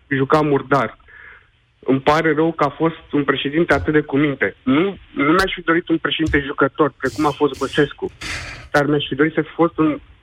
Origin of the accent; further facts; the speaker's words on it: Romania; moved away as an adult; Eu am plecat din România acum șase ani de zile